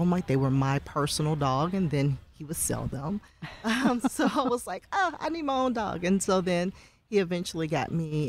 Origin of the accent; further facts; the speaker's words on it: Louisiana, United States; because I'm from Louisiana